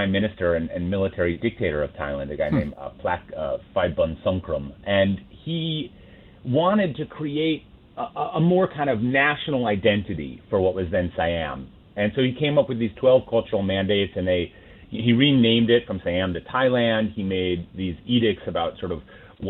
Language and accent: English; Minnesota, United States; growing up in Minnesota